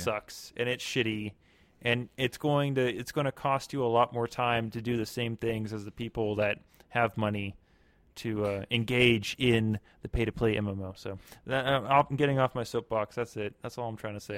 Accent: Germany; moved away; I'm from Germany.

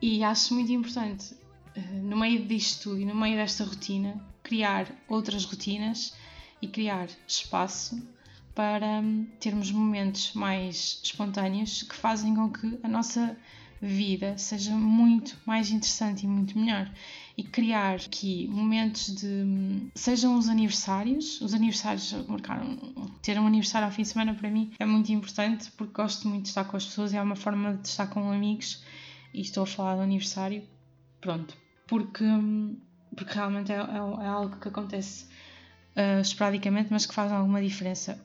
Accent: Porto, Norte, Portugal; now in Albergaria-a-Velha, Portugal; eu sou do Porto, nasci no Porto. Neste momento estou a morar em Albergaria Velha e trabalho em Anadia

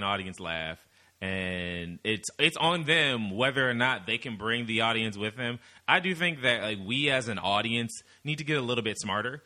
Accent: Midwest, United States; we're both from the Midwest

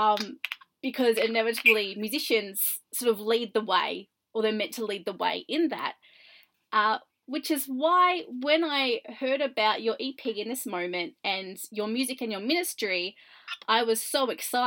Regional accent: Australia; I'm Australian and I'm currently in Australia

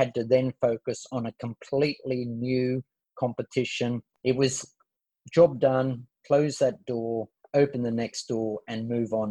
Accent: Sydney, New South Wales, Australia; born or raised there

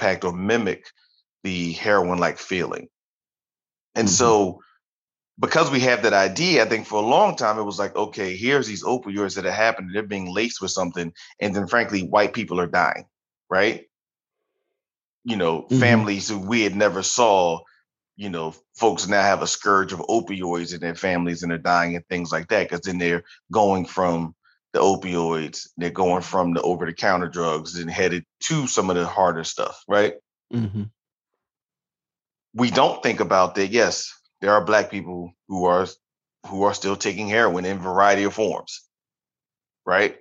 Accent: Philadelphia, Pennsylvania, United States; growing up in Philadelphia

